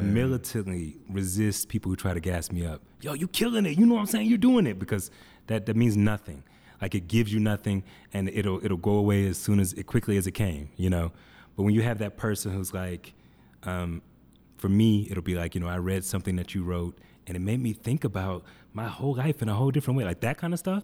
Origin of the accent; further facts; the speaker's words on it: Atlanta, Georgia, United States; now in Denver, United States; I come from Atlanta, which I didn't know any white people